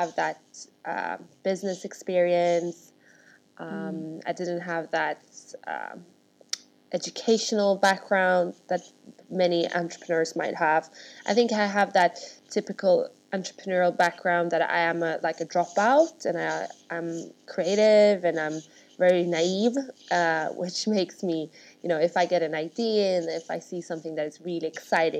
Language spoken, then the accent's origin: English; Stockholm, Stockholm County, Sweden; moved away as an adult; now in London, United Kingdom; I'm born and raised in Sweden, with Russian parents, and I grew up in Stockholm